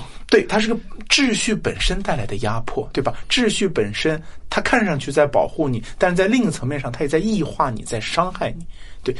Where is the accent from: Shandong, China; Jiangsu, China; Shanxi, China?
Shanxi, China; 我自己作为一个山西人